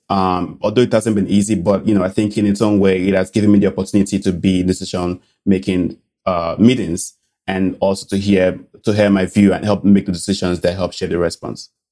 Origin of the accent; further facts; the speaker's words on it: Benin City, Edo, Nigeria; moved away; I grew up in a little city, uh, called Benin City in Nigeria.